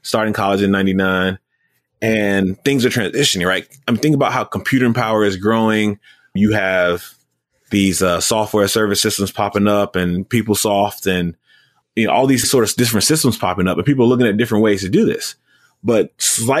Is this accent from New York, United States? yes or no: no; Gary, Indiana, United States; I grew up in Gary